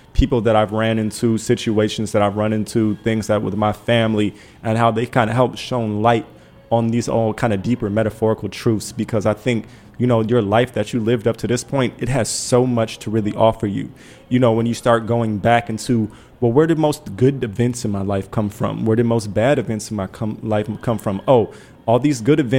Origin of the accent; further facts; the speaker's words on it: Detroit, Michigan, United States; I'm from Detroit